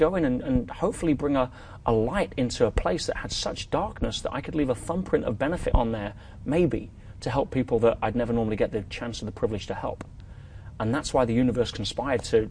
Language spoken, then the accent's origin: English; England, United Kingdom; also born or lived in Vancouver, Canada; now in Dubai, United Arab Emirates; living in Dubai as an English person